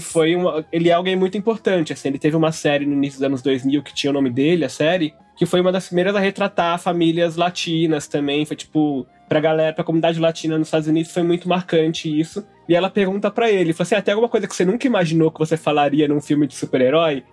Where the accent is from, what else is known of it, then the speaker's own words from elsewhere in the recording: Brazil; Brasileiros achamos que não somos latino-americanos.